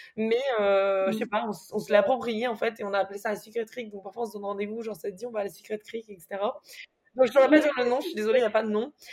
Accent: Nice, Provence-Alpes-Côte d'Azur, France; Je suis née à Nice et j'ai toujours vécu à Nice jusqu'à maintenant

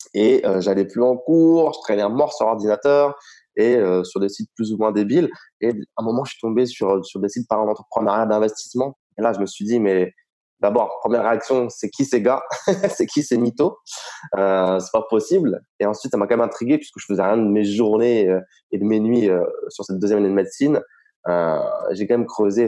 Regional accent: Reims, Grand Est, France; moved away as an adult; now in Estonia; je suis originaire de la Champagne, euh, du côté de Reims

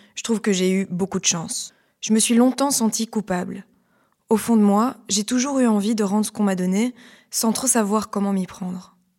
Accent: Liège, Wallonia, Belgium; je viens de Liège. J'ai grandi dans une famille avec un compost

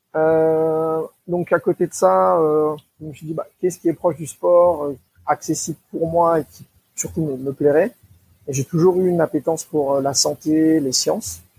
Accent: Seine-Saint-Denis, Île-de-France, France; originaire d'Île-de-France en 93

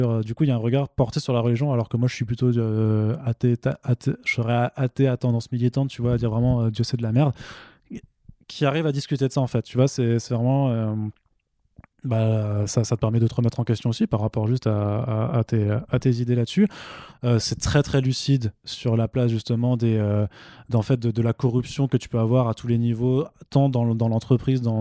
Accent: Italy; J'ai le droit. Je suis italien. J'ai la double nationalité.

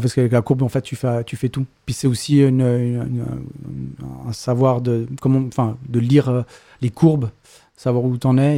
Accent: Geneva, Switzerland; Je viens de Genève et je suis donc polygraphe

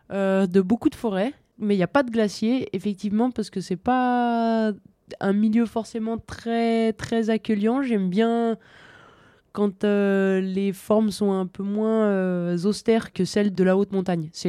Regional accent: Bauges massif, Auvergne-Rhône-Alpes, France; born or raised there; now in Val d'Isère, France

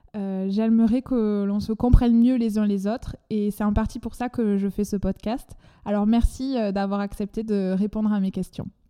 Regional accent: France; accent: chantant (southern French)

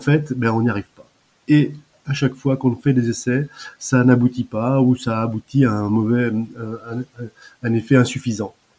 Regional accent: Deux-Sèvres, Nouvelle-Aquitaine, France; moved away as an adult; also born or lived in Paris; je suis originaire des Deux-Sèvres où j'habite encore en Deux-Sèvres parce que je suis revenu après ma fin d'activité

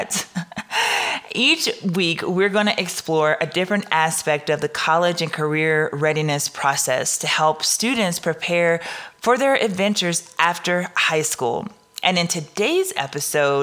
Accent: Southern Louisiana, United States; I'm from Southern Louisiana

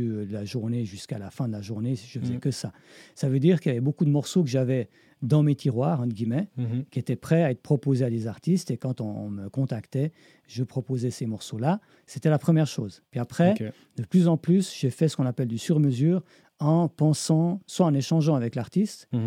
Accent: Switzerland

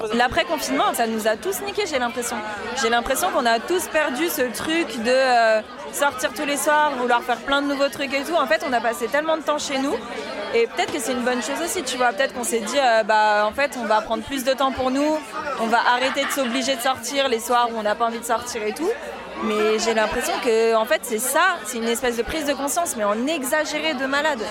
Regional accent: Paris, Île-de-France, France; moved away as an adult; now in Bordeaux, France; J'ai quitté Paris, ville où je suis née, quoi. Et j'ai déménagé à Bordeaux

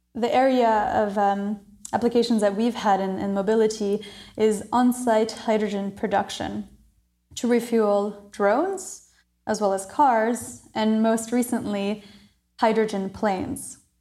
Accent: Maryland, United States; moved away as an adult; also born or lived in New Caledonia / Montreal, Canada / Southeast Asia; when I was nine months old, we moved to Maryland, and I, I studied there, went to a French international school there

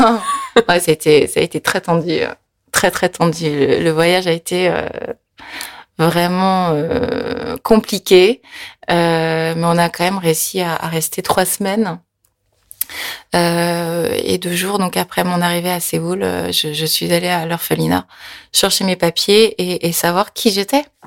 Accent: France; born or raised there; French is a second language; also born or lived in Korea

